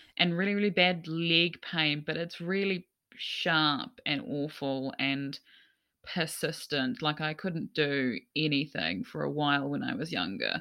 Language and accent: English; Gisborne, New Zealand; moved away; I'm from, I'm from Gisborne